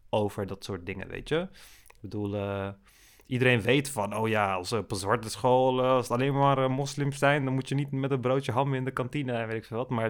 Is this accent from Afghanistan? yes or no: no; Turkey; Want als, je, als Turk zijn, dan kun je ook van bepaalde Arabische muziek genieten.